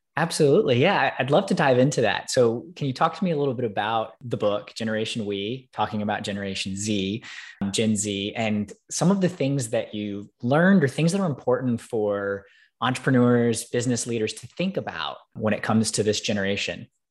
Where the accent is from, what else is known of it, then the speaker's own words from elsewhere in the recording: Alabama, United States; growing up in Alabama